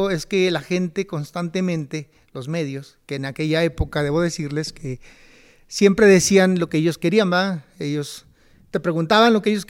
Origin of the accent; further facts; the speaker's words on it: Tijuana, Baja California, Mexico; Yo soy de Tijuana